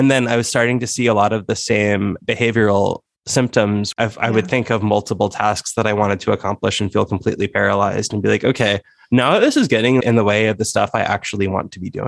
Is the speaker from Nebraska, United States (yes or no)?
yes; Nebraska, United States; America, where we both live and are from, well, I'm from Nebraska